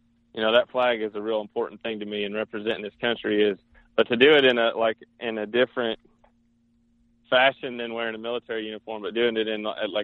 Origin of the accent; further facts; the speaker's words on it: Kansas, United States; And so growing up in Southeast Kansas, you know, there's giant deer all over the place.